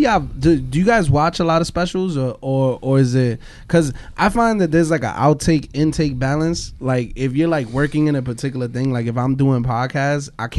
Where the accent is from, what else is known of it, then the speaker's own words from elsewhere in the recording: Brooklyn, New York, United States; There's some nigga from Brooklyn. I'm also from Brooklyn.